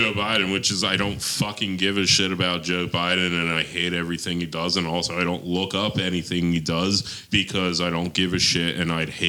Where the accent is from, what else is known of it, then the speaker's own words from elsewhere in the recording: Ireland; I mean, as an Irishman